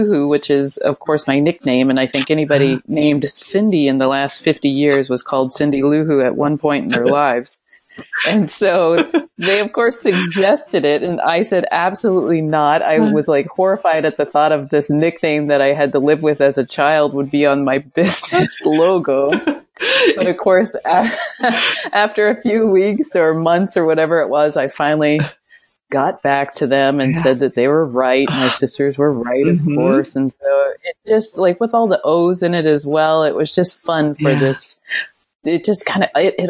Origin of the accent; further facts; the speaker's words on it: Ontario, Canada; moved away as an adult; now in Camden, United States; I grew up in Ontario, Canada